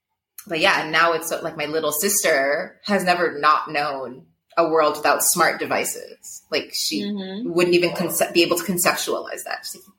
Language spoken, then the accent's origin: English; Ethiopia; I think because I grew up in Ethiopia, like I, for my age and for a lot of my peers, I got into the digital space a little later